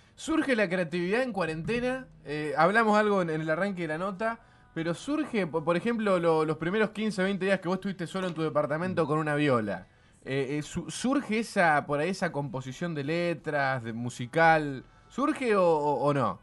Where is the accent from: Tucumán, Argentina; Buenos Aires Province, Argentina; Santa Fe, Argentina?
Santa Fe, Argentina; Somos humanos de Santa Fe